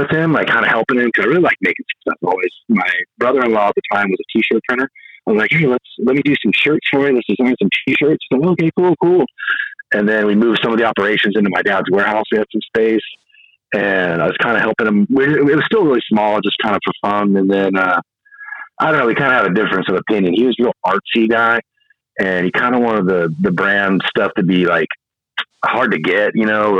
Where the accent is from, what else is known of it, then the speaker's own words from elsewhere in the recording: a little bit north of Sacramento, California, United States; The guy I grew up with in my hometown, a little bit north of Sacramento